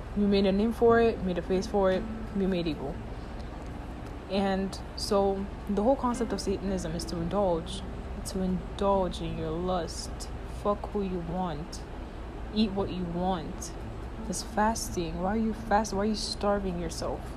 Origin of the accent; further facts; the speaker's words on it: Nigeria; moved away; I grew up in Nigeria